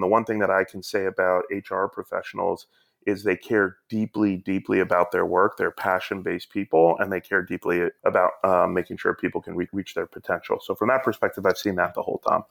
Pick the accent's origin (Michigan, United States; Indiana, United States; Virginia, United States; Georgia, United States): Georgia, United States; Atlanta; moved away; also born or lived in New York City; I grew up down in Atlanta